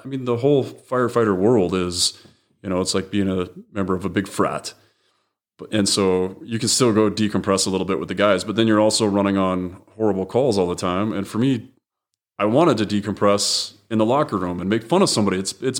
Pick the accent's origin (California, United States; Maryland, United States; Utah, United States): Utah, United States; Murray; And growing up in Murray, there were only, you know, only so many places we could skate.